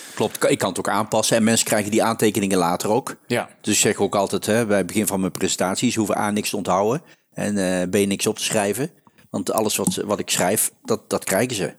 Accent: North Brabant, Netherlands; accent: Brabantse tongval; als Brabants, met de Brabantse tongval

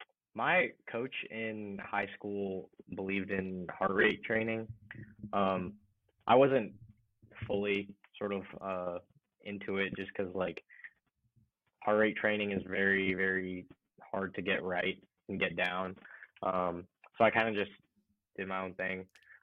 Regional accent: Allen, Texas, United States; Being like from Allen, so it's a nice little town, nice little city. It's like they're just north of Dallas, sort of like a suburban sort of place.

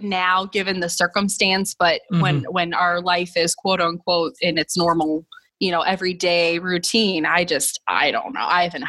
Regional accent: New York City, New York, United States; moved away; I'm from New York City

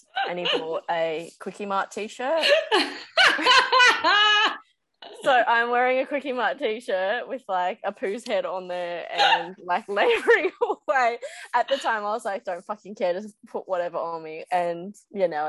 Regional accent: Gold Coast, Queensland, Australia; I grew up on the Gold Coast, so surfing since I was like 5 or 6

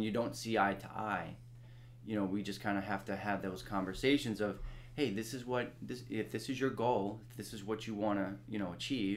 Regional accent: Long Island, New York, United States; I was always from Long Island.

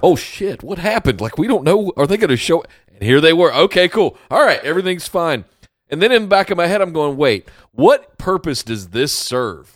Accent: Charlotte, North Carolina, United States; my hometown.

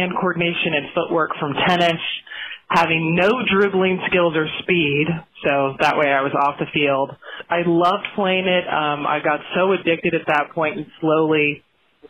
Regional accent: Houston, Texas, United States; I grew up in Houston

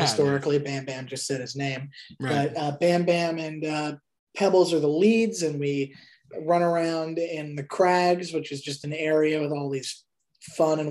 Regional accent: Thornhill, Ontario, Canada; moved away; also born or lived in Toronto; I was born in Toronto. I grew up in Thornhill, which is suburbia

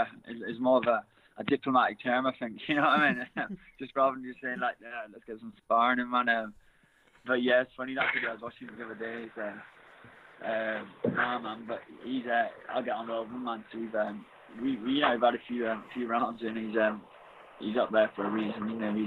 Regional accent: near Birmingham, West Midlands, United Kingdom; moved away; I grew up near Birmingham

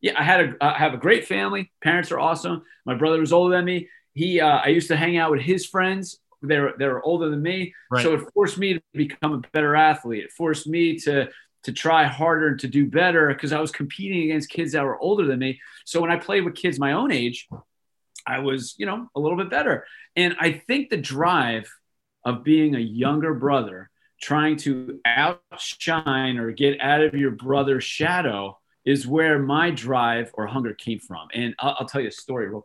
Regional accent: Manalapan, New Jersey, United States; I grew up in Manalapan, New Jersey, which is, I don't know, maybe a half hour from the Jersey Shore, central part of the state

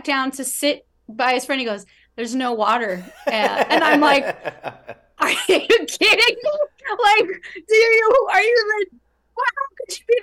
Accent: New York, United States; now in Los Angeles, United States; who live in LA here as a New Yorker

